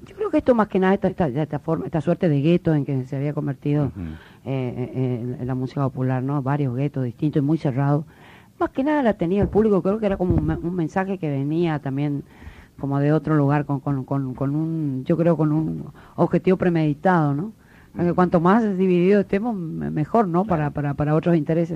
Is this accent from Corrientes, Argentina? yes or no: yes; Corrientes, Argentina; yo soy correntina de nacimiento. Y en, en mi provincia, de hecho, sabemos, eh, se habla el guaraní